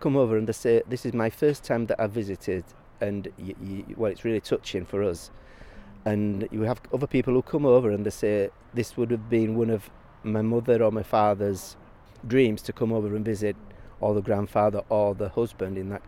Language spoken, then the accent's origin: English; Leeds, Yorkshire and the Humber, United Kingdom; now in Cassino, Italy; I was born in Leeds, UK